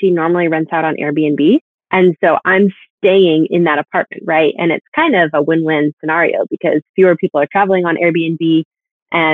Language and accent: English; Bellingham, Washington, United States; I grew up in rural Washington State, so just south of the Canadian border and quite near the coast